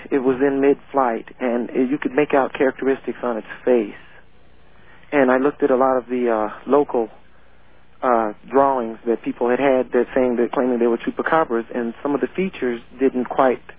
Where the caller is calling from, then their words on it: Colorado, United States; I'm calling from Colorado.